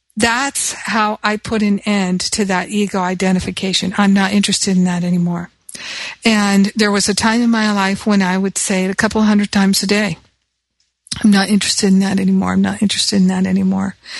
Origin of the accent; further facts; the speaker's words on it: United States; moved away; I'm American